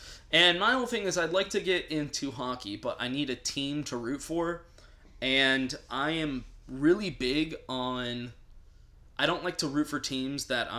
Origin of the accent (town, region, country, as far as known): Houston, Texas, United States; also born or lived in Raleigh, North Carolina